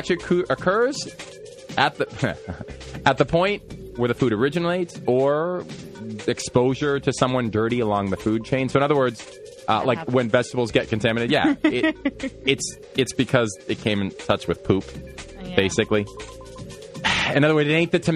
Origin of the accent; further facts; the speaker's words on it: Boston, Massachusetts, United States; I'm a Bostonian.